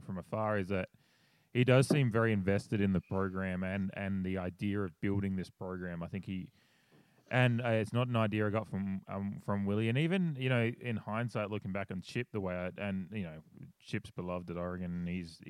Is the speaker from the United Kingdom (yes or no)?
no; Australia; I'm a Australian sitting in my house